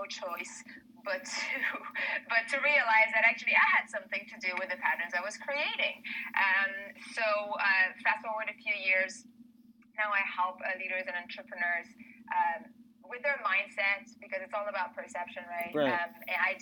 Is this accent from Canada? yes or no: yes; Canada; now in Spain; I'm Canadian. I'm French-Canadian.